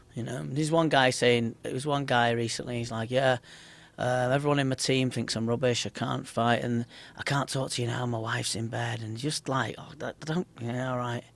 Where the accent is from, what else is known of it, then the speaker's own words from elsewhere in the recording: Liverpool, North West England, United Kingdom; I'm just from Liverpool